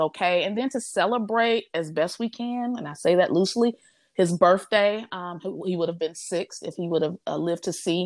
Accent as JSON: {"language": "English", "region": "Midwest", "country": "United States", "moved": "yes", "lives_now": "Houston, United States", "said": "I'm from the Midwest"}